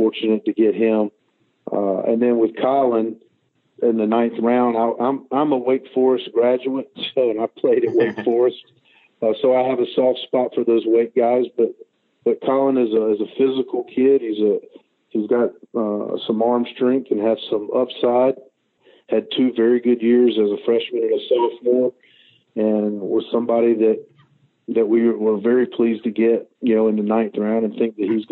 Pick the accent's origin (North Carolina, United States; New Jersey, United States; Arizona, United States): North Carolina, United States; Charlotte; I'm from Charlotte. I live in Charlotte, North Carolina